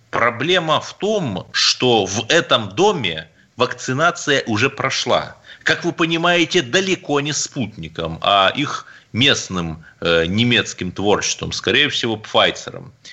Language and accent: Russian; Cherepovets, Vologda Oblast, Russia; born there; Я русский человек, у меня одно гражданство России. Я здесь родился в Череповце и собираюсь здесь умереть.